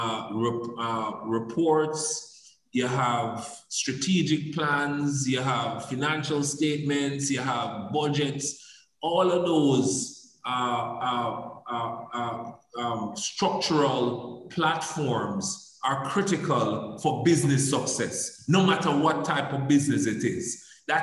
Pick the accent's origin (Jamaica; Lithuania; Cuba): Jamaica; also born or lived in Canada; I became so proud of being a Jamaican